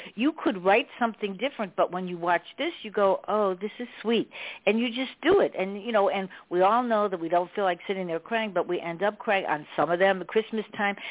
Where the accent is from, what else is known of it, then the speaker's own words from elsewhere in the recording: Chicago, Illinois, United States; I'm from Chicago. You know, I grew up in Chicago